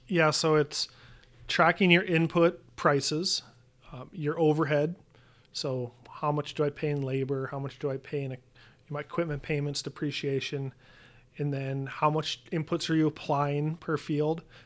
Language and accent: English; Williston, North Dakota, United States; moved away as an adult; I grew up in Williston, North Dakota, so far northwestern North Dakota.